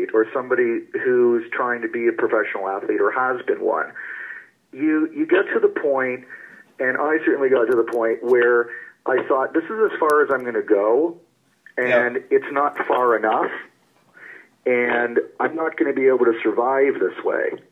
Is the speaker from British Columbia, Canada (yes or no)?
no; Toronto, Ontario, Canada; I grew up in Toronto